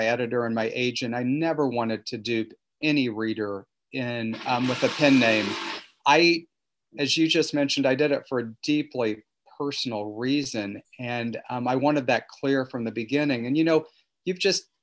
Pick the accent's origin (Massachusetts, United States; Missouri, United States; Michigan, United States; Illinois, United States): Missouri, United States; Missouri Ozarks, United States; I grew up in the Missouri Ozarks in the 70s and 80s